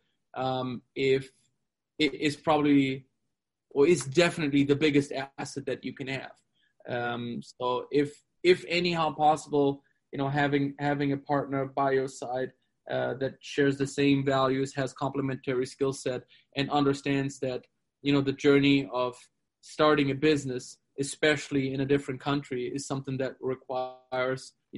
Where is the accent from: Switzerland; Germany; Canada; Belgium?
Germany; moved away as an adult; now in Arizona, United States; My dad's Brazilian, so born and raised in Germany, but I have a South American culture background as well